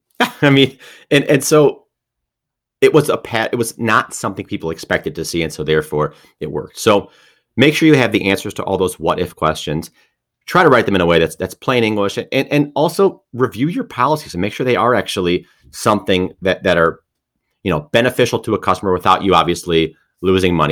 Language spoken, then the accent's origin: English; Detroit, Michigan, United States; I'm from Detroit